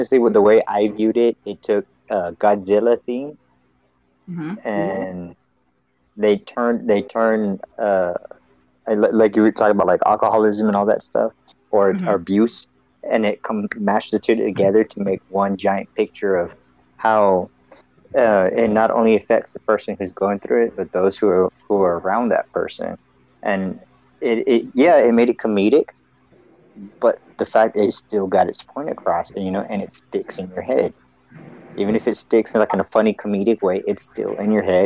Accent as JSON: {"language": "English", "region": "Southern United States", "country": "United States", "said": "I hails from the South."}